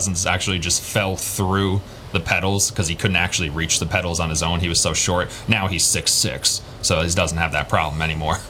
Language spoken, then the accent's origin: English; Bayville, New York, United States; moved away; there's a part of where I grew up in Bayville called Center Island